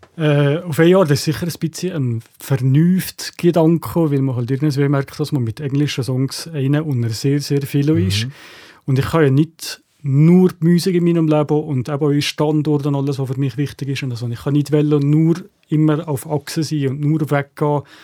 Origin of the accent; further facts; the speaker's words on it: Valais, Switzerland; als Walliser Künstler